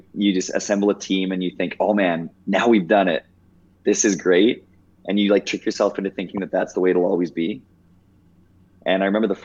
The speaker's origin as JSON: {"language": "English", "town": "Mossbank", "region": "Saskatchewan", "country": "Canada", "tie": "born or raised there", "also_born_or_lived": "Moose Jaw, Saskatchewan", "said": "my hometown of Mossbank, Saskatchewan, 120 people total in the high school"}